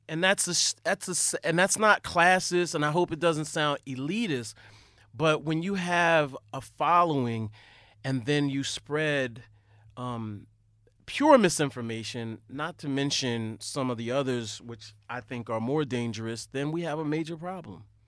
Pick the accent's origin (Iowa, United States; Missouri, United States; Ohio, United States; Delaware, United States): Delaware, United States; I'm from Delaware.